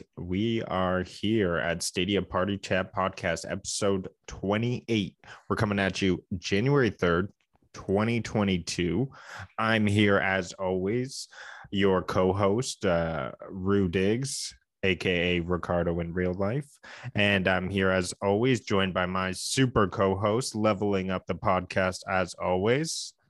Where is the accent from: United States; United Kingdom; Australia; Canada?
Canada; we are two Canadian gaming enthusiasts